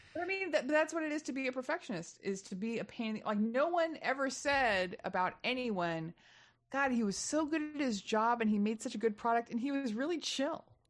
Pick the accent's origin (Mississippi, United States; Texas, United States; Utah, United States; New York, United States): Texas, United States; now in Los Angeles, United States; I'm from Texas originally